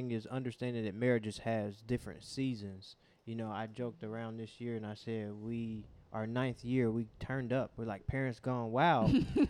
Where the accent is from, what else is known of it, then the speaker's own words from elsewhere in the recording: Cincinnati, Ohio, United States; we are born and raised in Cincinnati, Ohio. Love the city.